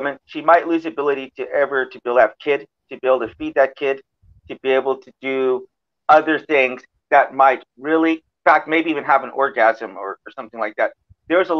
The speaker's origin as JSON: {"language": "English", "country": "United States", "said": "I'm an American"}